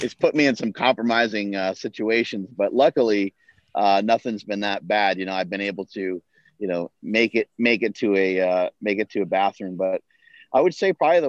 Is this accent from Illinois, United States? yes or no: no; New York, United States; moved away; I'm from New York originally